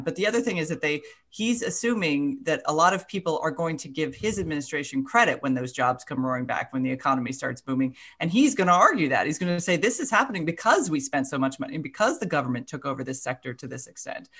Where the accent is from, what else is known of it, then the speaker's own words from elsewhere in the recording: Florida, United States; I'm from Florida